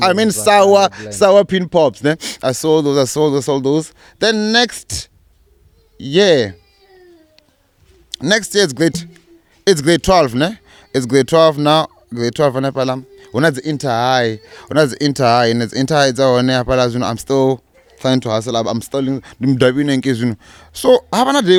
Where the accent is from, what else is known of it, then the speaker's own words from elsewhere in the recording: Venda, Limpopo, South Africa; now in Thohoyandou, South Africa; I'm a village boy. I came through to town when I was like 10